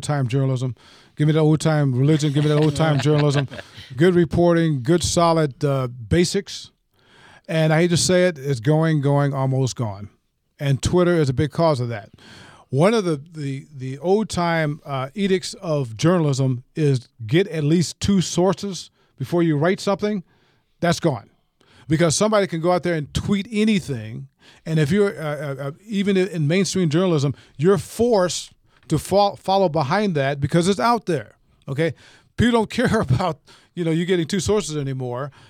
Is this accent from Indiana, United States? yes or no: yes; South Bend, Indiana, United States; now in Atlanta, United States; I was born and raised in South Bend, Indiana